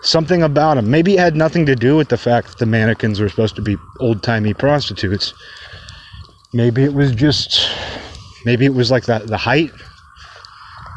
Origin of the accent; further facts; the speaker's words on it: Kirkland, Washington, United States; now in Olympia, United States; my hometown changed so much just over the span of my childhood. Like it went from kind of a more of a small town feel. You know, it's the suburbs of Seattle